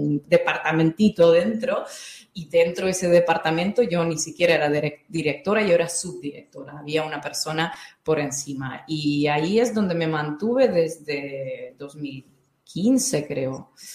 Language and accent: Spanish; North Caucasus, Russia; Spanish is a second language; moved away; also born or lived in Dagestan; yo nací en Dagestán, pero cuando tenía seis años nos hemos mudado a otra región que estaba a 400, 400 kilómetros más allá de Dagestán, pero seguía en el sur de Rusia, en Cáucaso ruso